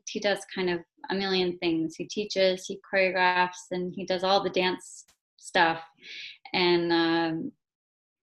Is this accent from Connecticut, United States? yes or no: no; Los Angeles area, Southern California, United States; moved away as an adult; also born or lived in New York / Spain; now in Boston, United States; So I'm originally from Southern California, like the Los Angeles area. And I finished all my school there.